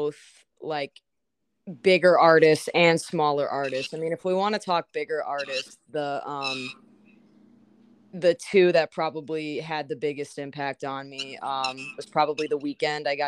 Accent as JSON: {"language": "English", "town": "Schaumburg", "region": "Illinois", "country": "United States", "tie": "born or raised there", "also_born_or_lived": "Los Angeles, California", "lives_now": "Chicago, United States", "said": "I grew up in Schaumburg, just outside of it. Born in LA, but I moved out of there when I was about 4"}